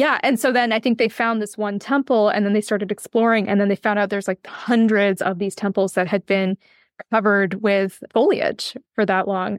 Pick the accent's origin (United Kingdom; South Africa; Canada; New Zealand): Canada; west coast of Canada; moved away as an adult; also born or lived in Ireland; Yes, I grew up in Canada, uh, in the west coast of Canada.